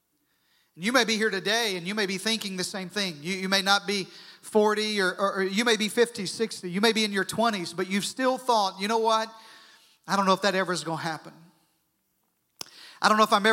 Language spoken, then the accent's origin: English; southern Arkansas, United States; I grew up in southern Arkansas, and that doesn't mean anything, but it may explain my accent